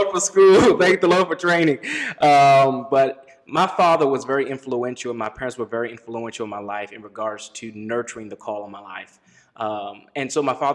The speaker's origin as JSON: {"language": "English", "area": "D.C.", "region": "Maryland", "country": "United States", "tie": "born or raised there", "said": "I grew up in Maryland, right outside Washington, D.C."}